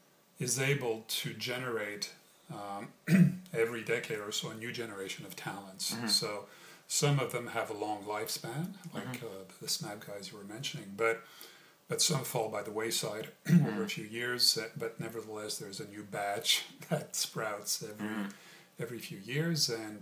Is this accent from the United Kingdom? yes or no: no; Montreal, Quebec, Canada; also born or lived in France / New York, United States; spent childhood years in North America, in Canada, in Montreal and New York.